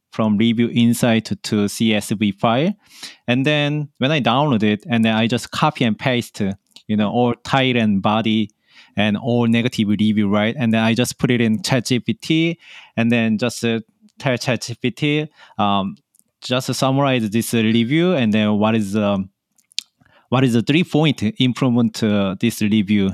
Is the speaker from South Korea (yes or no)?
yes; Seoul, South Korea; moved away as an adult; now in New York, United States; I grow up in Seoul